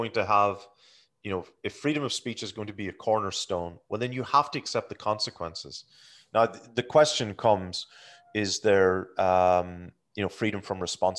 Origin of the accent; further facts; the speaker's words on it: Ireland; growing up in Ireland, like, you mean during the Troubles and whatever.